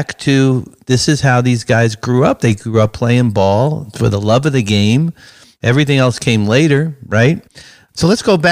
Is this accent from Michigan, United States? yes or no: no; New York City, New York, United States; I grew up in Brooklyn playing street basketball, playing in the driveway, playing in the schoolyard